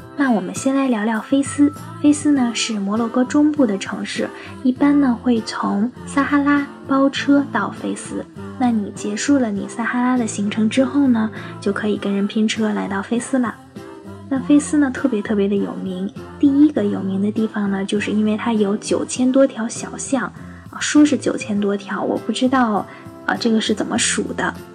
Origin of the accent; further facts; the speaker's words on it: China; 我们是中国来的